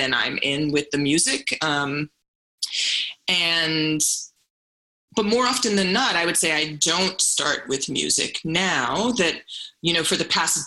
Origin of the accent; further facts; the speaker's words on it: St. Croix, U.S. Virgin Islands; now in New York, United States; I'm from St. Croix, which is a U.S. Virgin Island in the Caribbean, and parading and performance culture and dance is so much a part of the fabric of cultural life there. So I feel like I was brought up in a performative culture